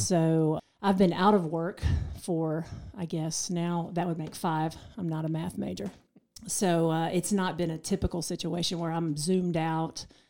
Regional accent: Waynesville, North Carolina, United States; now in Asheville, United States; I grew up in Waynesville, about thirty minutes from here.

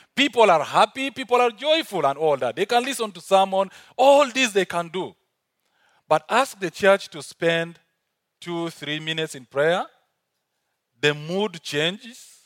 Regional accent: South Sudan; accent: African; now in Uganda; originally I'm from South Sudan, but working, uh, and living in Uganda

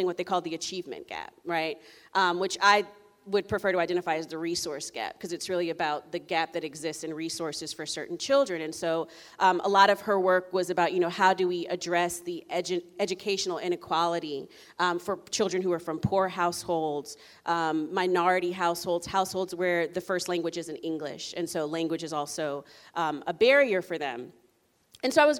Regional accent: Columbia, Maryland, United States; also born or lived in Durham, North Carolina; I was born in Durham, North Carolina, but did all of my grade school in Columbia, Maryland

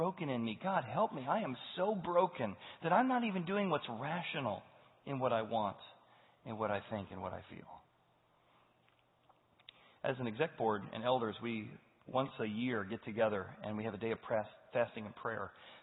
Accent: United States; as an American

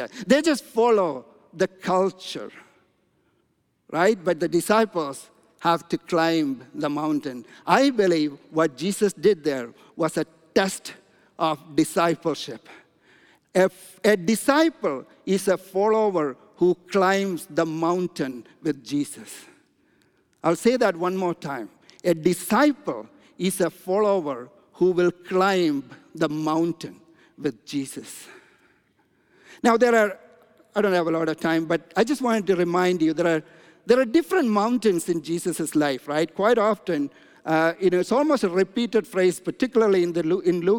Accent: India; moved away; I'm from India

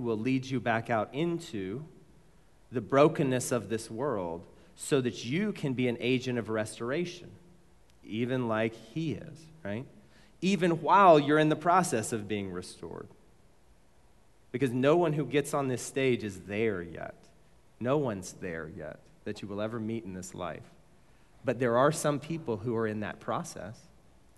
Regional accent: Mesquite, Texas, United States; I grew up in Mesquite

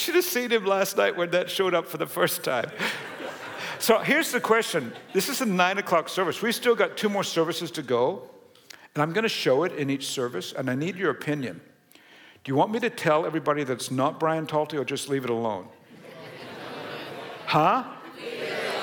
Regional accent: Australia; moved away; I was born and raised in Australia, long family history there.

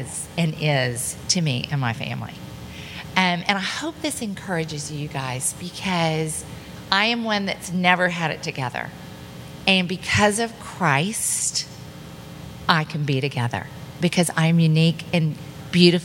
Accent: Dallas, Texas, United States; And so I grew up here in Dallas

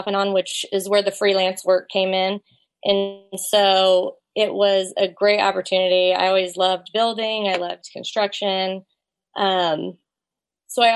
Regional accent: Kansas City, Missouri, United States; I grew up right here in the Kansas City area

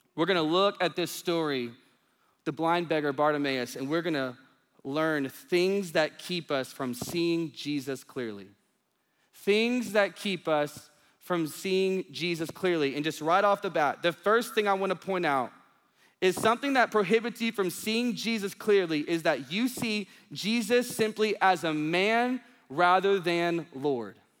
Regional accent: Union Grove, Texas, United States; now in Dallas, United States; my hometown, it says Union Grove, population four hundred sixty-one

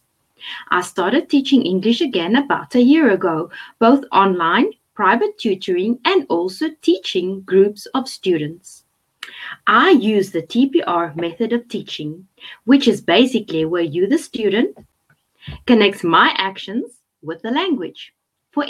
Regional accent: South Africa; I'm from South Africa

